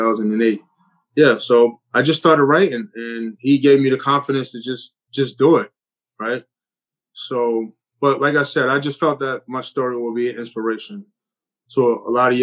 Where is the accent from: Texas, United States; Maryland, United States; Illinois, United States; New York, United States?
New York, United States; New York City; growing up in Coney Island, New York City, playing basketball